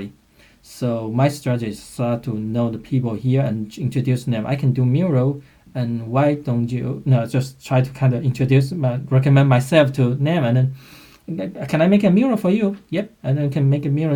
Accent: China; moved away as an adult; also born or lived in Beijing; now in Philadelphia, United States; I came from China, and currently I live in Philadelphia.

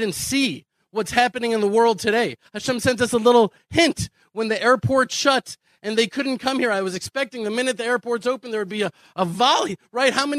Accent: Houston, Texas, United States; now in Israel; I'm from Houston. I'm not from Houston. I was born in Houston because of the destruction of the temple and the exile of the Jewish people around the world. But I was born there in Houston

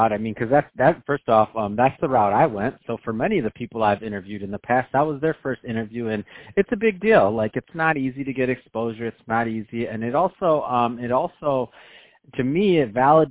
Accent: Detroit, Michigan, United States; Detroit's my hometown, near and dear

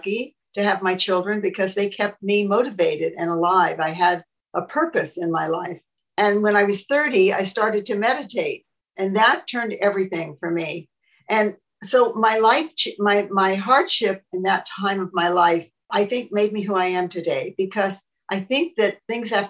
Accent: Los Angeles, California, United States; I was born in 1938 in Hollywood, California

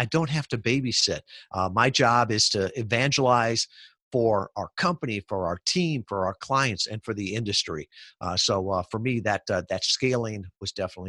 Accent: Midwest, United States; I grew up in the Midwest, working class family, and the whole idea of security was to work for a big company, to get a stable job.

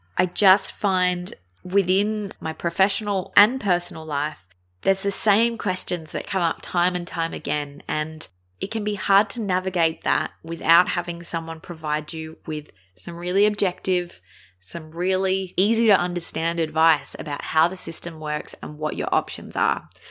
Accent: Adelaide, South Australia, Australia; I'm from Adelaide

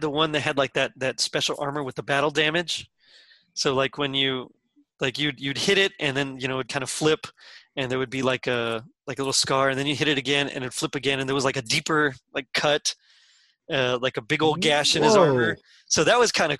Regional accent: Texas, United States; I'm from Texas

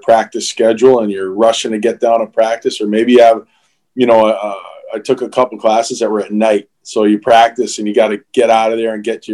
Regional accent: Springfield, Massachusetts, United States; out of, you know, Springfield, Massachusetts.

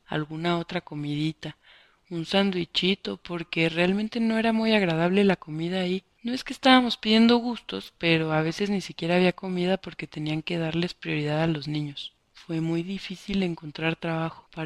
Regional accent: Honduras; moved away as an adult; now in Mexico; pero me decían, tú no eres de aquí, de México. No, les decía, soy hondureña. Ah, no, solo mexicanos, me decían.

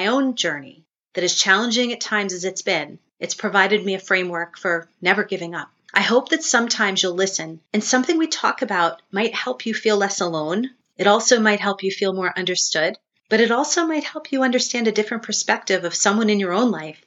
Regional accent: South Shore of Long Island, New York, United States; also born or lived in Baltimore, Maryland / Tampa, Florida; now in Connecticut, United States; I grew up on the South Shore of Long Island

